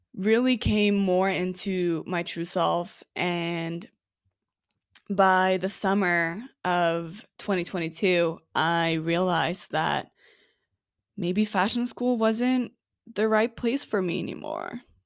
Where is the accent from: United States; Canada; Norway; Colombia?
Norway; Oslo; I am originally from Oslo, Norway